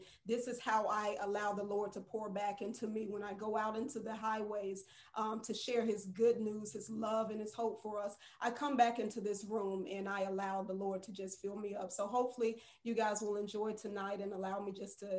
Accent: Tallahassee, Florida, United States; I am from Tallahassee, Florida, born and raised

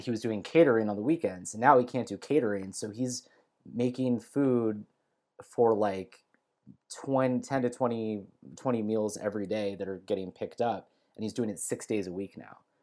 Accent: Bay Area, California, United States; now in Southern California, United States; I grew up in the Bay Area, and I live in Southern California now

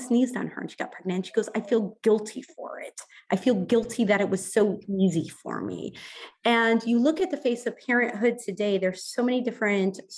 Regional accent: Ohio, United States; moved away; I grew up in Ohio

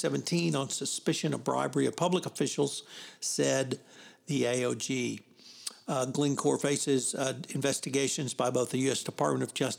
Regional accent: Houston, Texas, United States; I'm from Houston, and we have Enron

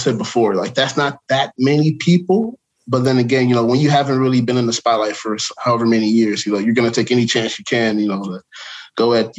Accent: Chicago, Illinois, United States; now in Dallas, United States; even though I live in Dallas now, I'm from Chicago

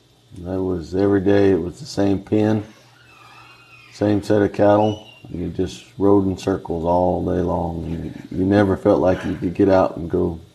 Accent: Flagstaff, Arizona, United States; also born or lived in Texas; was born and raised on the Babbitts. Went to high school there in Flagstaff.

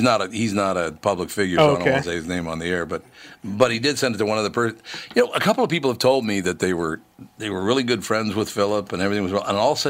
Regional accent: California, United States; as a Californian, as a white minority in California

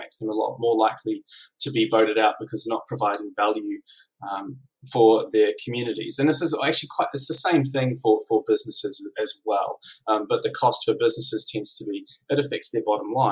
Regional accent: New Zealand; now in Melbourne, Australia; I'm from New Zealand. I live in Melbourne

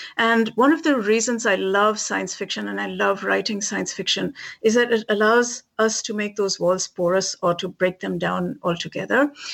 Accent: India; moved away as an adult; now in Massachusetts, United States; I was a kid growing up in India

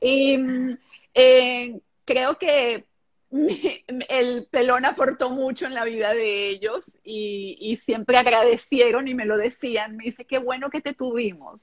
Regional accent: Venezuela; first language German; Spanish is a second language; also born or lived in Israel; llegar a Venezuela tengo muchos momentos así, recuerda que era pequeña

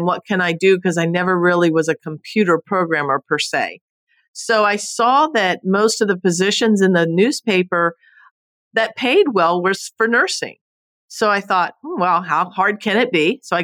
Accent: Homestead, Florida, United States; also born or lived in Naples, Florida; now in Fort Myers, United States; I was born and raised in Homestead, Florida, so I am a true Florida native

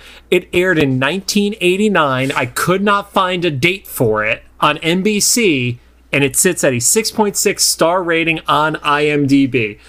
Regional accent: Northeast, United States; growing up in the Northeast, there were certain Saturday morning shows on, like, what would become the WB 11 that would get preempted by basketball and stuff like that.

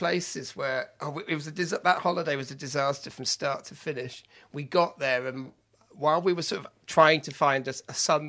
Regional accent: Solva, Wales, United Kingdom; When I was growing up in Wales, in Pembrokeshire, I was brought up in sunny Solva.

